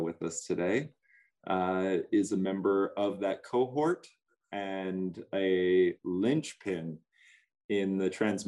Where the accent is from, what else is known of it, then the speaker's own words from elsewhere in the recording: North Dakota, United States; now in Montana, United States; I'm from North Dakota on the Missouri River. And I'm currently in Montana